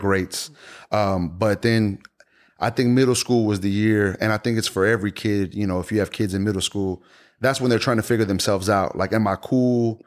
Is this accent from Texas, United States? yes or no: yes; Houston, Texas, United States; being born and raised in Houston